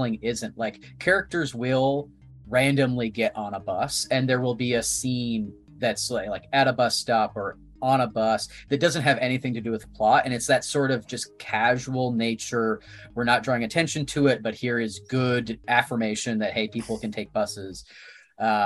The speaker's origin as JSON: {"language": "English", "town": "Ottawa", "region": "Ontario", "country": "Canada", "moved": "yes", "said": "I'm from Ottawa"}